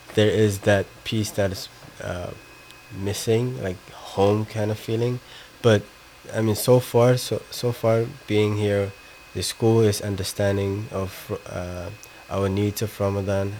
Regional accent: Somaliland, Somalia; now in United States; I'm from Somaliland.

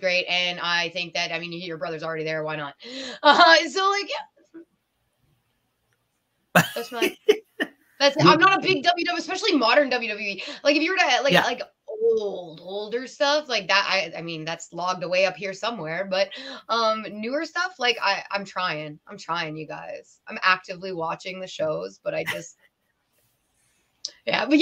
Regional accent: Canada; as a Canadian

